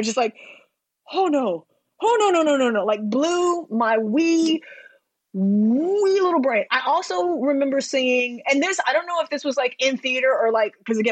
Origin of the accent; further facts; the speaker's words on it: the South, United States; I'm from the South